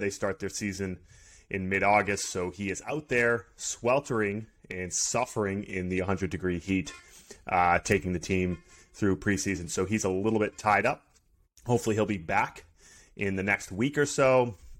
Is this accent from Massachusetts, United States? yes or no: yes; Maynard, Massachusetts, United States; I grew up in Maynard, Massachusetts